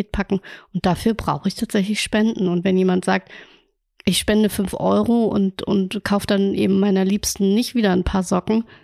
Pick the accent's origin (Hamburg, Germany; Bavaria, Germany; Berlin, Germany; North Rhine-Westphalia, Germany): Hamburg, Germany; Denn ich glaube, als Hamburger war man oder Hamburgerin hm, war man zu wenig in Museen